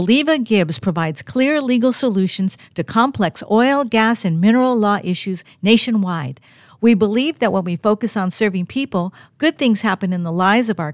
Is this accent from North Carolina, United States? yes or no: no; California, United States; I'm from California.